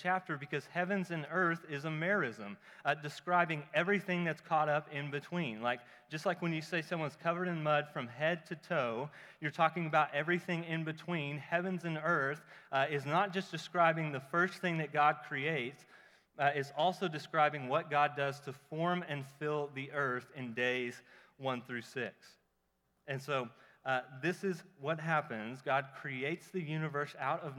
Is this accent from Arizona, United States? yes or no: no; Oklahoma, United States; I'm from Oklahoma